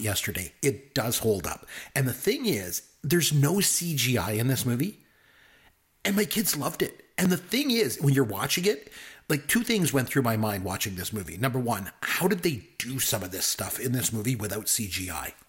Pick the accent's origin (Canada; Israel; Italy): Canada; I'm Canadian